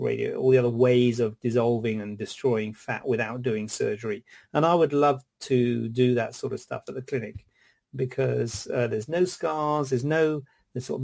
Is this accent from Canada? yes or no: no; Cornwall, South West England, United Kingdom; also born or lived in London; now in Birmingham, United Kingdom; Born in London, and I was brought up in Cornwall